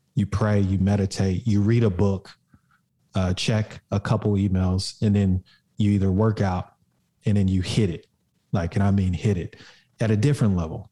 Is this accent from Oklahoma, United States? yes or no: yes; Oklahoma, United States; I grew up in Oklahoma